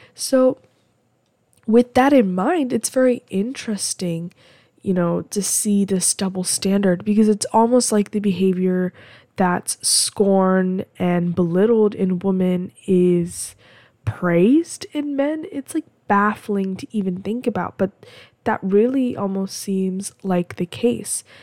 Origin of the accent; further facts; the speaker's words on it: United States; I'm American